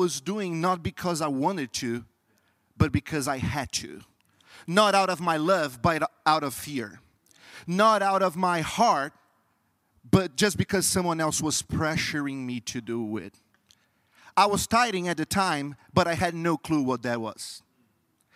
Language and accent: English; Brazil; English is a second language; moved away; I'm not from U.S. I'm from Brazil, and Brazil is a very Catholic country. So during my entire life, I was trained